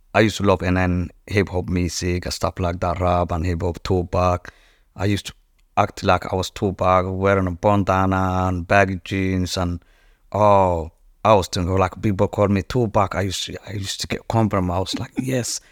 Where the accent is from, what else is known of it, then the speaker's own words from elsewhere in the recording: Djibouti; moved away; I was born in East Africa, in Djibouti, and I was born in Noma, which is, like, cowboy or gypsies